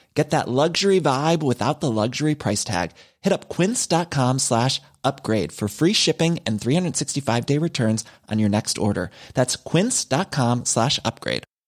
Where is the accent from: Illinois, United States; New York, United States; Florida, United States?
Florida, United States; Miami; born in Miami, raised in Miami, uh, grew up in uh, Miami Beach, North Bay Village area